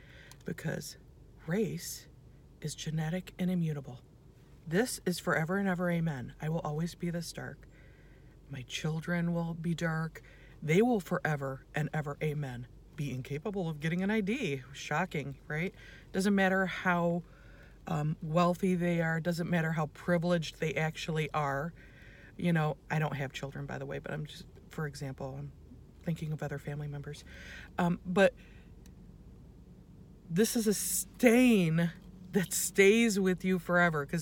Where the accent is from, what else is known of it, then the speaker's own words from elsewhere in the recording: United States; first language English; I'm born in the United States. I'm an American. I speak English. That's my first language